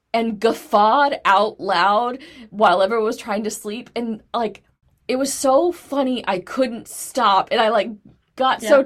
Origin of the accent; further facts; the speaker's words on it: Texas, United States; I had, like, 13 channels at my house, and 5 of them were in Spanish, because I grew up in Texas